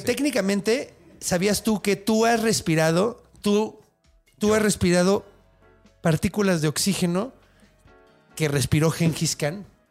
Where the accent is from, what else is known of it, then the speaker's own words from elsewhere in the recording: Mexico City, Mexico; also born or lived in Juárez; Yo nací aquí y luego fui un rato para allá y luego me regresé